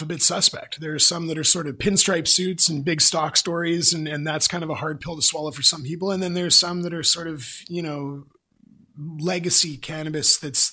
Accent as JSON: {"language": "English", "region": "British Columbia", "country": "Canada", "said": "as British Columbians"}